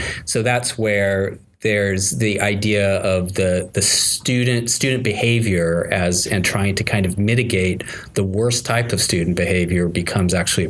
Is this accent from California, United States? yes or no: yes; California, United States; moved away; also born or lived in Tokyo / New York / New Haven; both my parents were professors, so I grew up on University of California campuses.